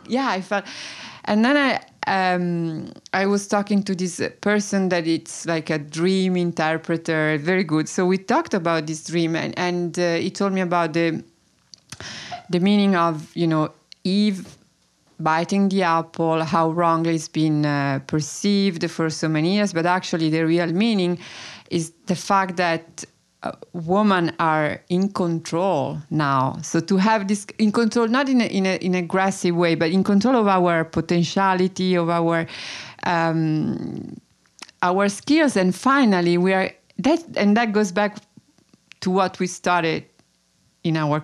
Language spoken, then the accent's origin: English; Tuscany, Italy; now in Brooklyn, United States; I was born in Italy. I grew up in Italy.